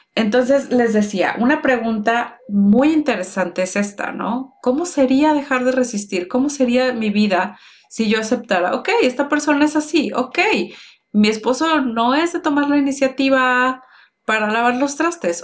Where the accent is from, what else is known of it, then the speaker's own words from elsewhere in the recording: Mexico; nací en México con papás mexicanos